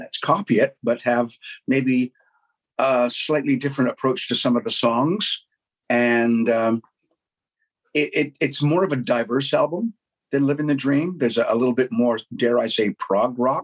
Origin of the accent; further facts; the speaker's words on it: Canada; being Canadian